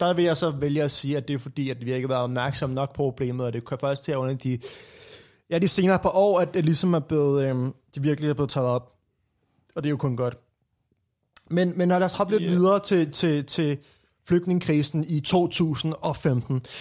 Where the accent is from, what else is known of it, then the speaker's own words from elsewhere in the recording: Copenhagen, Capital Region of Denmark, Denmark; hvor jeg kommer fra København, opfødt og op i København